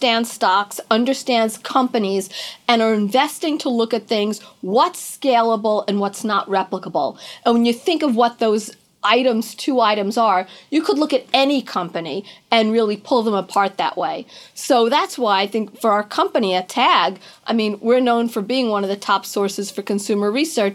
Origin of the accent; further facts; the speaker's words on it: Long Island, New York, United States; also born or lived in Manhattan, New York; I grew up on Long Island and then moved into the city. I've lived in Manhattan my whole life, basically.